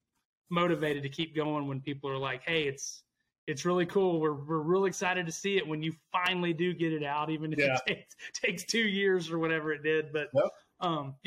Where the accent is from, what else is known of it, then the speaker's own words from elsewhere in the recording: Abilene, Texas, United States; Born and raised in Abilene, Texas.